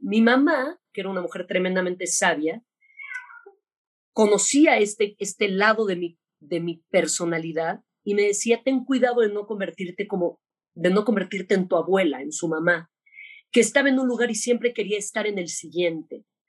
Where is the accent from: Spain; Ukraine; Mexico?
Mexico; Pero yo soy mexicana, súper mexicana